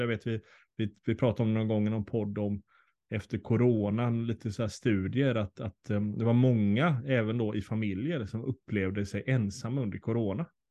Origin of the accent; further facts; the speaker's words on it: Sweden; oss som svenskar